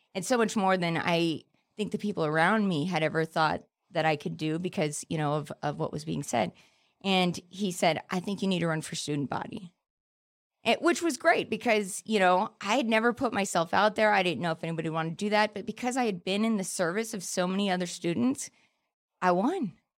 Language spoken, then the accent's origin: English; Palmdale, California, United States; I grew up in Palmdale, which is, like, the desert ghetto